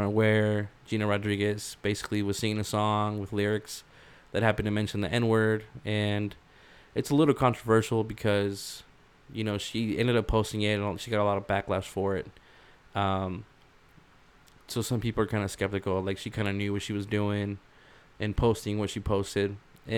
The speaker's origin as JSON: {"language": "English", "town": "Rialto", "region": "California", "country": "United States", "tie": "born or raised there", "said": "we grew up in Rialto"}